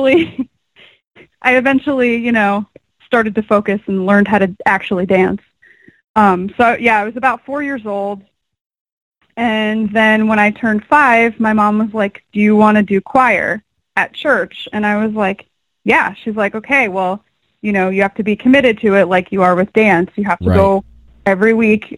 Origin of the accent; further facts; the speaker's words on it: Port Richey, Florida, United States; I grew up in a very small, uneventful town called Port Richey, Florida